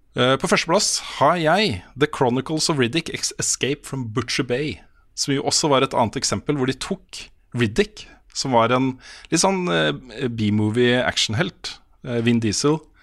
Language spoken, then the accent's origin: Norwegian; Østfold, Norway; Jeg kommer fra Østfold